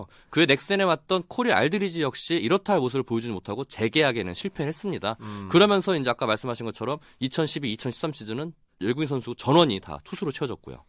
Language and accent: Korean; Daejeon, South Korea; 제가 고향이 대전이다 보니까